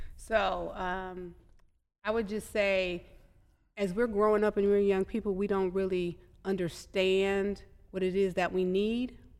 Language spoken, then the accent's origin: English; Madison, Wisconsin, United States; I grew up in Madison, and I had a village